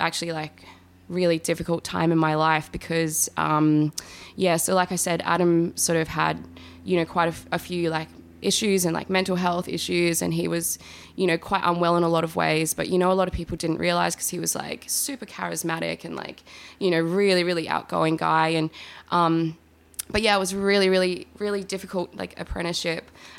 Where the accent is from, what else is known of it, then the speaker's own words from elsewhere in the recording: Adelaide, South Australia, Australia; moved away as an adult; also born or lived in Woodend; now in Melbourne, Australia; I had grown up in, you know, like the eastern suburbs of Adelaide